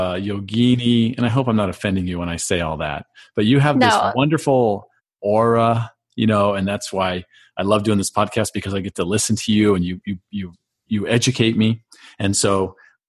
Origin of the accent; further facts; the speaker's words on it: California, United States; we grew up out in California